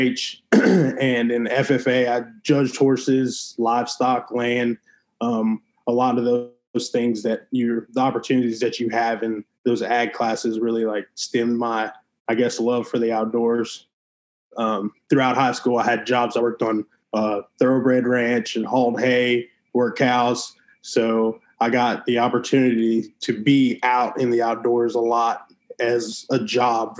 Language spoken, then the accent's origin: English; Goliad, Texas, United States; I grew up in South Texas in a small town named Goliad